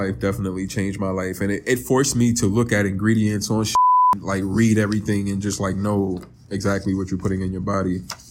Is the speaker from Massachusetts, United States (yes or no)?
no; New York, United States; Growing up in New York